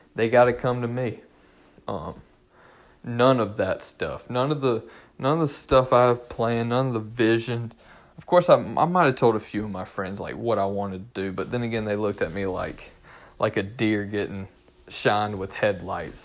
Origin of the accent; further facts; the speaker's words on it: Durham, North Carolina, United States; also born or lived in Orange County, North Carolina; I'm from Durham.